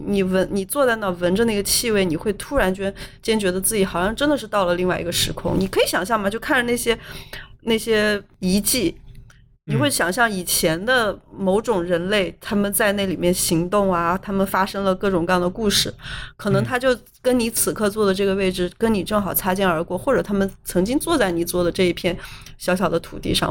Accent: Northeast China, China; 跟我们东北人的菜量一样

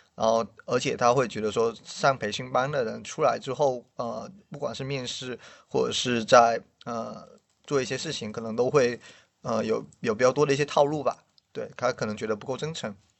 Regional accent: Guangdong, China; moved away as an adult; also born or lived in Shanghai; now in Beijing, China; 我是广东人，然后其实很多广东人都不，不喜欢离开广东

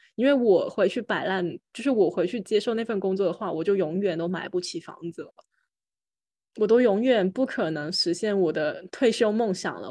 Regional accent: Guangzhou, Guangdong, China; moved away as an adult; also born or lived in Shenzhen; now in Hangzhou, China; 真诚也，也是在，隶属在广州的一个区嘛，然后我们也可以到广州去上学，而且，呃，虽然我自己，就我，我，我是从小在真诚长大，但是其实我也有很多亲戚朋友其实是在广州的其他区，所以我从小是流连在各个区里面长大的，就每个暑假、寒假都会到别人家里面去住

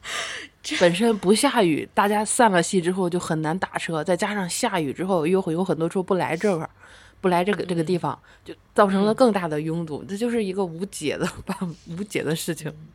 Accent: northern China, China; 我是来自北方的猛女

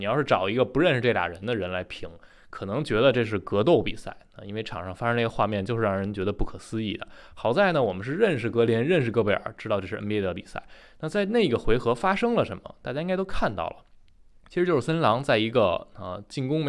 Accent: Taichung, Taiwan; 欢迎来到篮球新事，我是台中…。

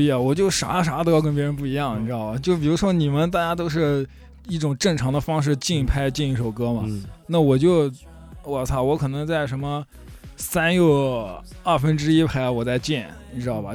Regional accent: Hefei, Anhui, China; 我也是合肥人

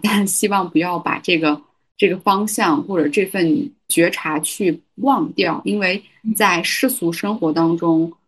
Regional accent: Xinjiang, China; Chinese is a second language; now in Beijing, China; 我也会有一部分是比较思念家乡的。当然，嗯，可能近期也不会说想要回到新疆吧，但我觉得我跟我故嗯。乡的这种连接应该是不会断的

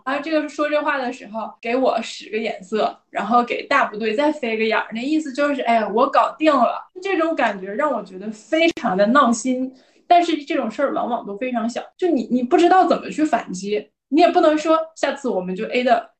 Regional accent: Northeast China, China; accent: Northeastern Mandarin; 我们东北话

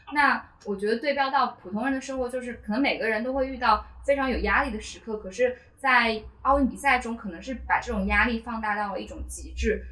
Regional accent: Hunan, China; moved away; 我当时是在读，读初中，然后我家乡在湖南

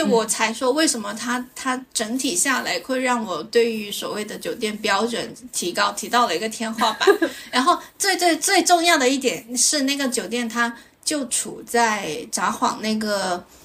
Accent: Guangdong, China; 作为一个广东人

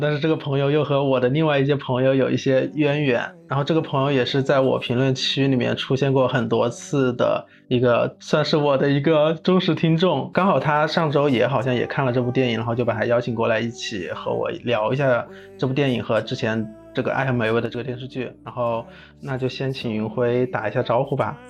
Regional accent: Wuhan, Hubei, China; 我也是武汉的

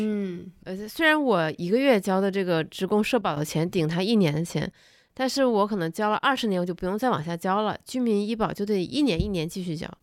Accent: Northeast China, China; now in Beijing, China; 我老家，东北老家

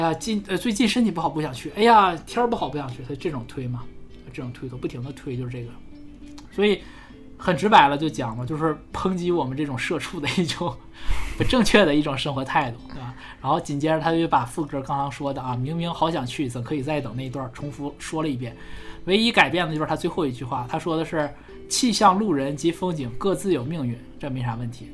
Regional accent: China; 我们中国人

